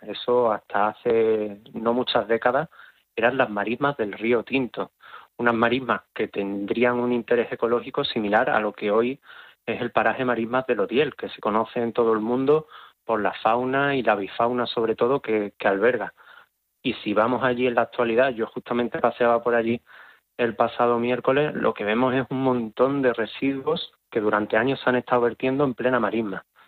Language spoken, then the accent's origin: Spanish; Huelva, Andalusia, Spain; yo que soy de Huelva